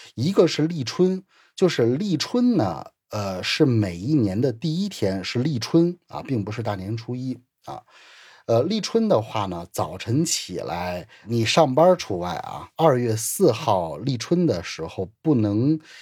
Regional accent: China; 我们中国人的话，这个就是汉地的话

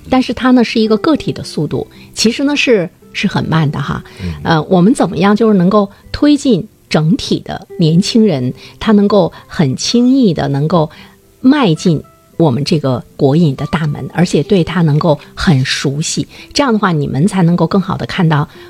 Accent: northern China, China; 我们北方人有明显的就是饮茶的口味的趋势

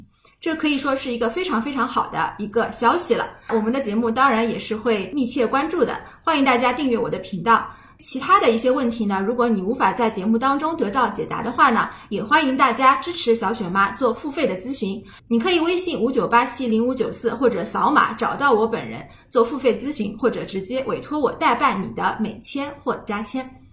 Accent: China; 我们中国人

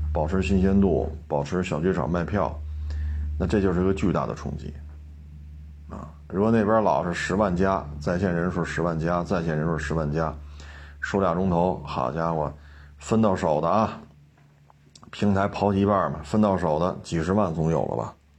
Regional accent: Beijing, China; 我生在这儿，长在这儿

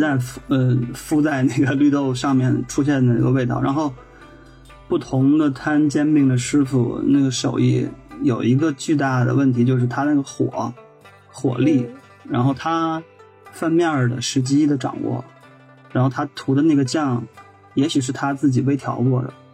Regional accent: Tianjin, China; 我作为天津人里面一小撮儿的意见

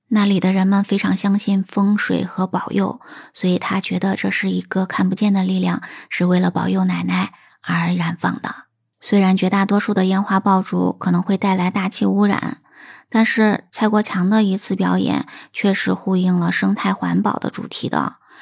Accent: China; also born or lived in Shaanxi; 过年放炮对我们中国人来讲是非常重要的一项传统的习俗

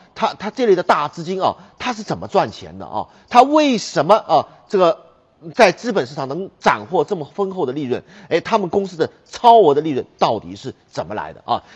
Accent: China; 我们中国人啊， 特别是我们普通老百姓

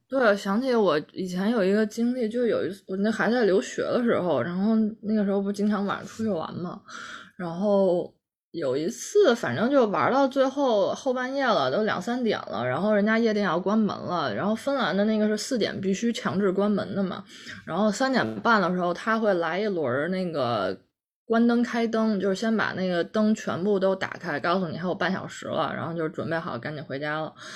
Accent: Central Plains, China; 在我们中原原人的眼里看来

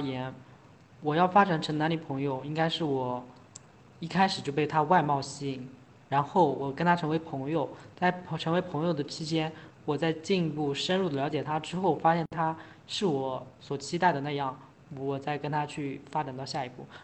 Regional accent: China; 我们整个中国人

